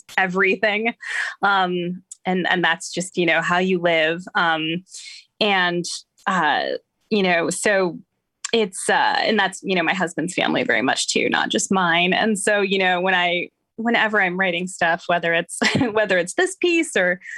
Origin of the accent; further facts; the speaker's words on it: Madison, Wisconsin, United States; moved away as an adult; now in East Coast, United States; I grew up in Madison, Wisconsin